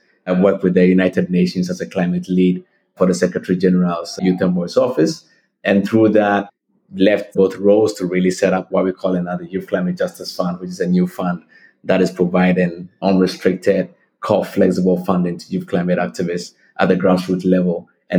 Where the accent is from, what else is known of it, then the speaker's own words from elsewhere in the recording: Ghana; Growing up in Africa and in Ghana